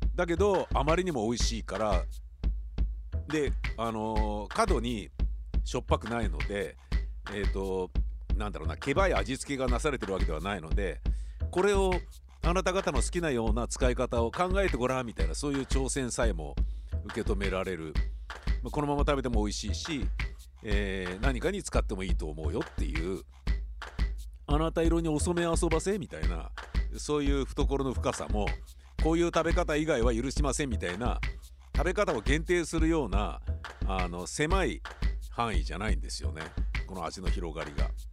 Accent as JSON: {"language": "Japanese", "region": "Tokyo", "country": "Japan", "tie": "born or raised there", "also_born_or_lived": "Ogikubo, Tokyo / Kichijoji, Tokyo", "said": "荻窪の衛生病院で生まれて高円寺で生まれ育ち荻窪高校に通い"}